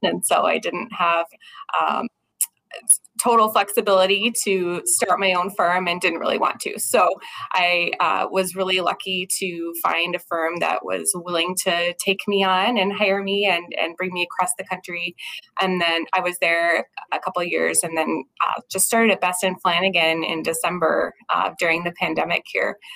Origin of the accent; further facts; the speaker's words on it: Albuquerque, New Mexico, United States; moved away as an adult; now in Minnesota, United States; I actually grew up in Albuquerque, New Mexico, which is where I was practicing previously